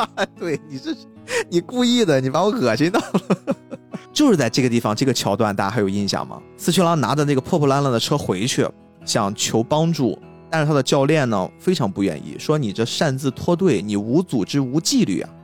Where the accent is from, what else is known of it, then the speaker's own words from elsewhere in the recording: Qingdao, Shandong, China; 我们青岛这边儿很奇怪，我们是先每一个区，就是青岛当时是有四个区嘛，青岛是一个小城市啦